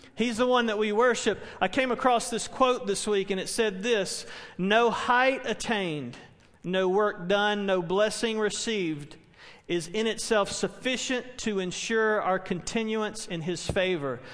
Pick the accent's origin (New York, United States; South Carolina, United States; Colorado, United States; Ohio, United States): South Carolina, United States; Spartanburg; a church where I grew up in Spartanburg